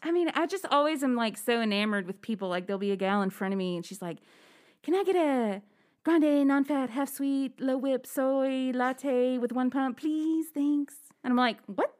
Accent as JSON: {"language": "English", "region": "Alabama", "country": "United States", "tie": "born or raised there", "said": "where I grew up in Alabama"}